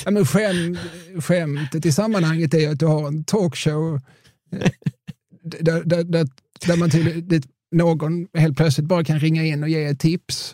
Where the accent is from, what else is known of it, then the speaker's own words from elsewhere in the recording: Eslöv, Skåne, Sweden; jag är från Eslöv.